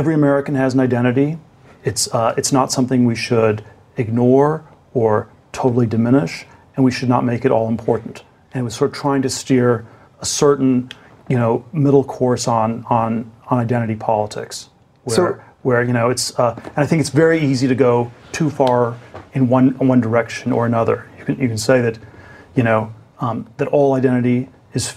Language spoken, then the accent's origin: English; Germany; now in United States; I was born in Germany, sort of immigrant to the U.S.